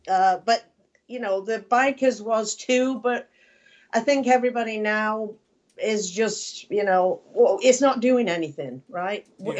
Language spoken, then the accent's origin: English; Manchester, North West England, United Kingdom; I'm from Manchester